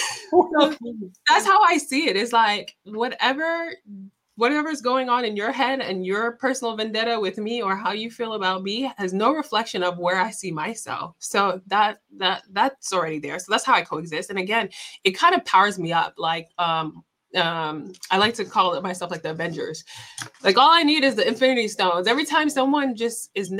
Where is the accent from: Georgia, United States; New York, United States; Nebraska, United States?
New York, United States; New York City; I grew up in Southside Jamaica, Queens